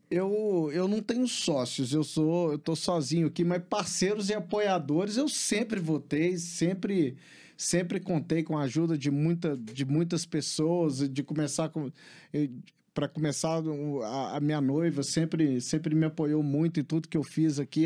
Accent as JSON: {"language": "Portuguese", "town": "Belo Horizonte", "region": "Minas Gerais", "country": "Brazil", "tie": "born or raised there", "also_born_or_lived": "United States / England", "moved": "as an adult", "said": "eu sou de Belo Horizonte, nascido e criado aqui"}